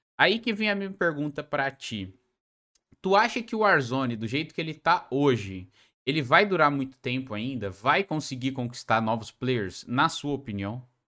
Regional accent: Joinville, Santa Catarina, Brazil; eu sou de Joinville

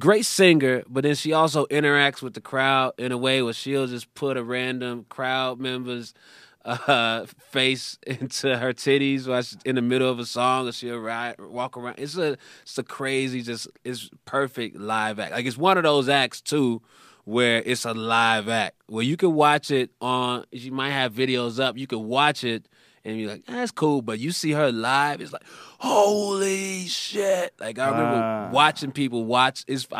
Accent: Chicago, Illinois, United States; Yeah, I'm from Chicago.

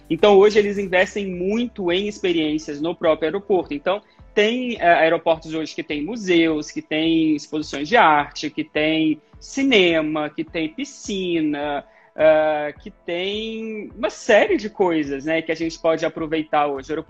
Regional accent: Muriaé, Minas Gerais, Brazil; born there; inclusive eu nasci

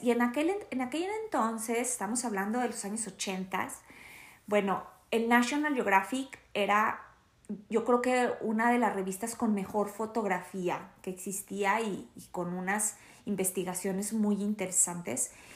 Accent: Torreón, Coahuila, Mexico; la ciudad donde yo crecí, que es en Torreón, Coahuila

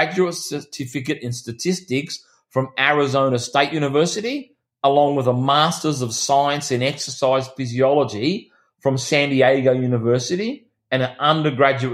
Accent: Australia; My country town that I grew up in here in Australia, it's only got 4,000 people

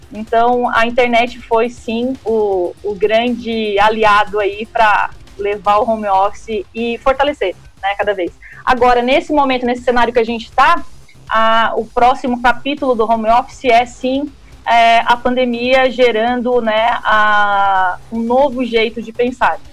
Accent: Criciúma, Santa Catarina, Brazil; moved away as an adult; now in São Paulo, Brazil; sou da terrinha, sou de Criciúma, estou aqui em São Paulo desde 2017

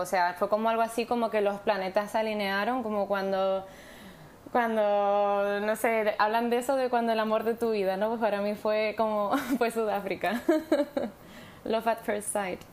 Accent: Spain; now in South Africa; no sé si soy la española, pero desde luego soy española.

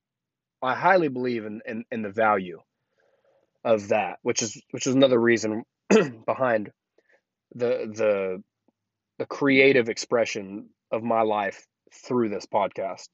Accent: Oklahoma, United States; moved away as an adult; also born or lived in Colorado; now in Tampa, United States; Oklahoma is my home state. That's where I'm from.

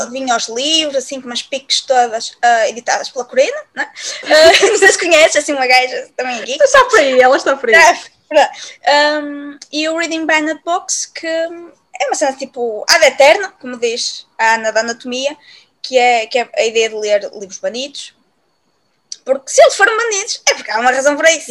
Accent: Viana do Castelo, Norte, Portugal; now in Braga, Portugal; nasci em Viana do Castelo, mas eu agora vivo, uh, não é? E, e vivo em Braga

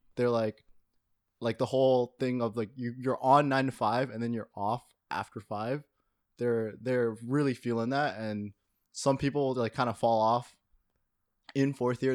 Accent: Toronto, Ontario, Canada; I grew up in Toronto

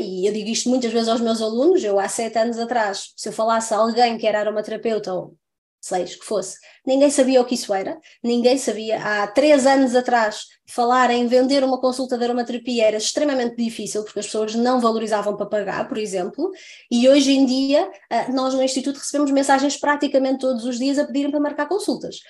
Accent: Santa Maria da Feira, Norte, Portugal; now in France; eu sou do Norte, não é? Estava eu a dizer há bocadinho sou de Santa Maria da Feira

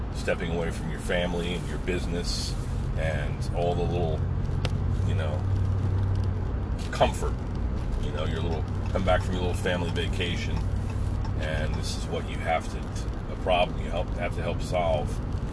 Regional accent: Pine Barrens, New Jersey, United States; We grew up together in the Pine Barrens, New Jersey

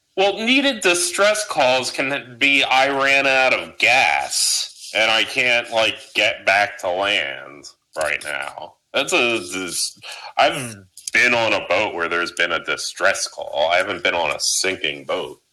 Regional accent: New Jersey, United States; I'm a boatsman. I'm from South Jersey. We're all boatsmen

